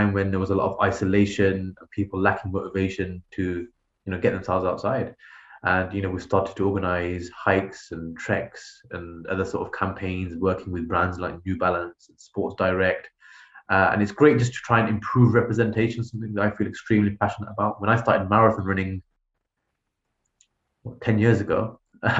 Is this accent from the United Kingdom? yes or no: yes; United Kingdom; as a British Muslim